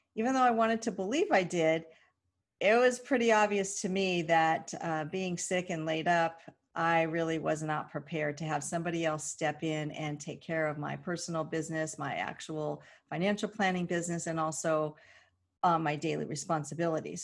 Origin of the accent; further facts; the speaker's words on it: Southern California, United States; growing up in Southern California, it was really odd to be a native